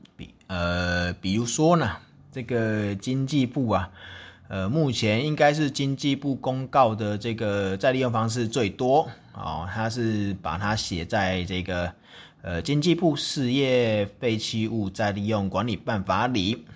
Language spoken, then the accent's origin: Chinese; Taichung, Taiwan; 正好我的家乡之一的这个台中啊，就有一个精密的机械产业嘛